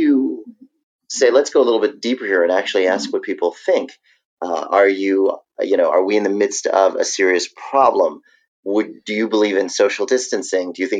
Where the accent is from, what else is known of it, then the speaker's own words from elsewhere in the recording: New York, United States; now in Virginia, United States; I'm a New Yorker, and New York was hit very, very hard. I am now in Virginia.